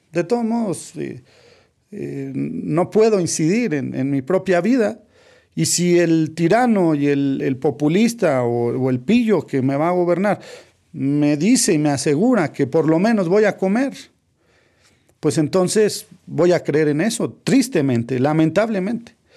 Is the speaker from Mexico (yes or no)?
yes; Mexico; trato de contribuir en mi país